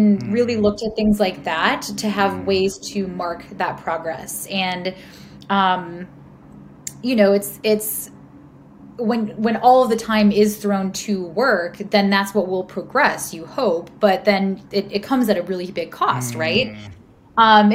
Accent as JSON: {"language": "English", "region": "Midwest", "country": "United States", "tie": "born or raised there", "moved": "yes", "said": "I grew up in the Midwest"}